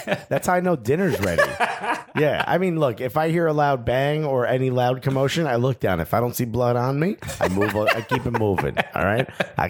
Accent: Newark, New Jersey, United States; I grew up in Newark.

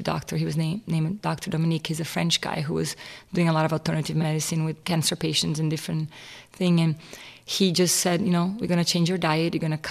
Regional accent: Rio Grande do Sul, Brazil; I was raised in Brazil in a Catholic family

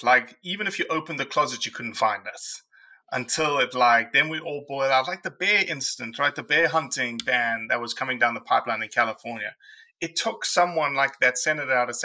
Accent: South Africa; now in United States; I'm a South African

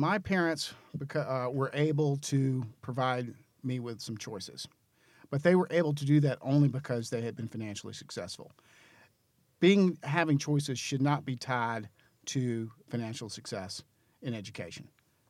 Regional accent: Greensboro, North Carolina, United States; moved away as an adult; also born or lived in Clemson, South Carolina / Washington / Charlotte, North Carolina; now in Raleigh, United States; I grew up in Greensboro. Lived there most of my life, with the short exception of going to college at Clemson, and then down then in Washington for a while. I moved to Charlotte and lived there for about

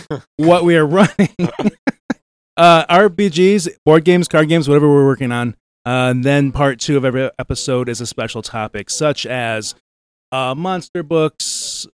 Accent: Ypsilanti, Michigan, United States; If we're saying where we're from, Ypsilanti, Michigan.

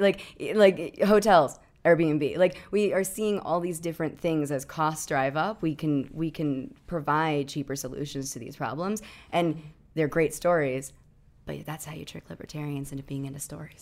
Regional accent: New Hampshire, United States; I grew up in New Hampshire

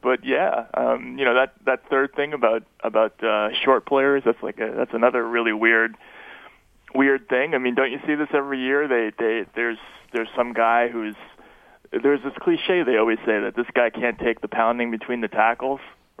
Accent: New England, United States; I'm from New England.

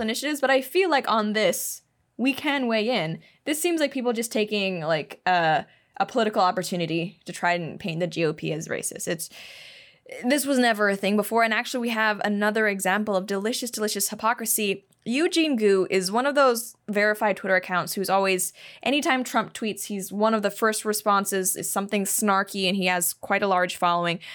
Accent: Hong Kong; moved away; also born or lived in Shanghai, China; I grew up in Hong Kong

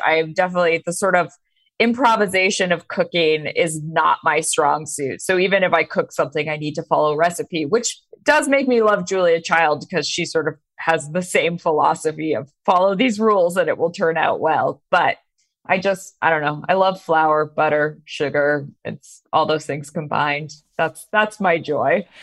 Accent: Maine, United States; I grew up in Maine

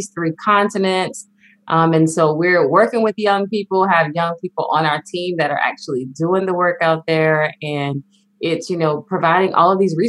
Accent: South Carolina, United States; moved away as an adult; I'm originally from South Carolina, very rural, small town

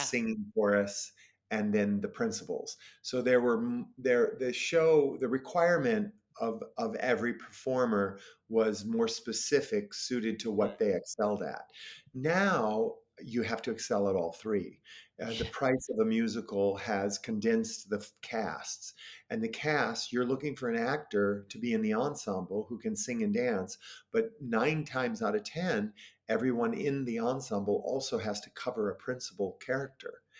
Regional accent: Paw Paw, Michigan, United States; moved away as an adult; also born or lived in St. Louis, Missouri; I did community theater in my hometown of Pawpaw, Michigan

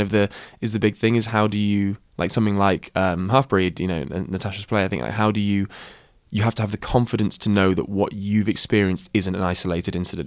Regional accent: Shropshire, West Midlands, United Kingdom; as a person of colour who grew up in the countryside, Uh, yeah, in Shropshire

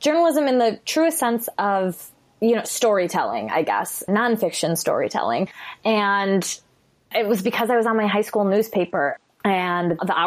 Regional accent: Chicago, Illinois, United States; I'm from Chicago

